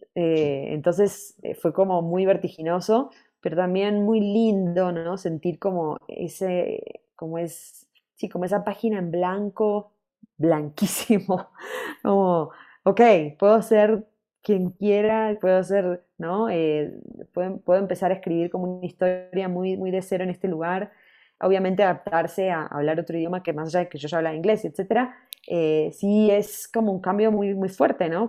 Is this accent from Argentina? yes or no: yes; Buenos Aires, Argentina; moved away; also born or lived in New York, United States; estuve hace poco en Buenos Aires como dos meses y medio, también reconectando ahí con mi tierra